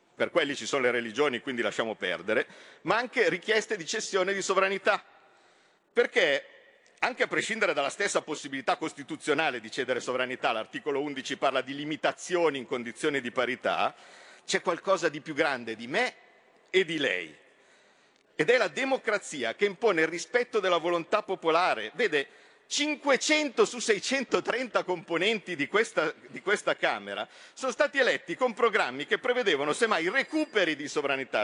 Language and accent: Italian; Como, Lombardy, Italy; io sono di Como, confino con la Svizzera